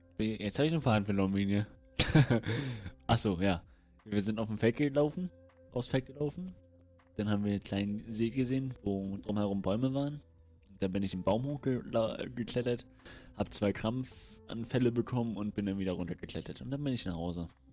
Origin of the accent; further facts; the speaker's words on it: Rostock, Mecklenburg-Vorpommern, Germany; Ich komme aus Rostock.